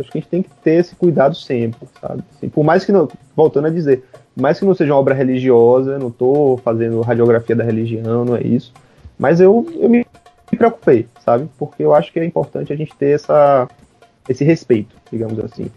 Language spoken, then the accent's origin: Portuguese; Brazil; also born or lived in Bahia; Como brasileiros, como latino-americanos